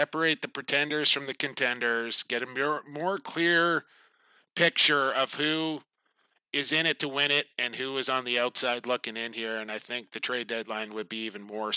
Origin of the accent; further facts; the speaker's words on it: Coquitlam, British Columbia, Canada; Right here in Coquitlam of my hometown